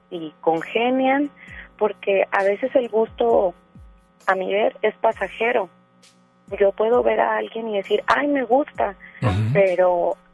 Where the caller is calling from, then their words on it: Guadalupe, Nuevo León, Mexico; Este, hablo de aquí de Monterrey.